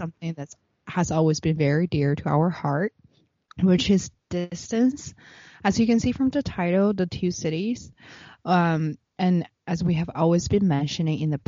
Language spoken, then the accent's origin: English; Beijing, China; moved away as an adult; also born or lived in Shanghai / New York; I was born and raised in Beijing